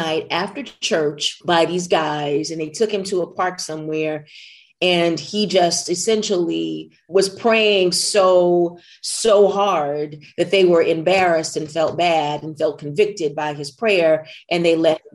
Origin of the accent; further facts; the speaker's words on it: McComb, Mississippi, United States; I come from Macomb is where I was raised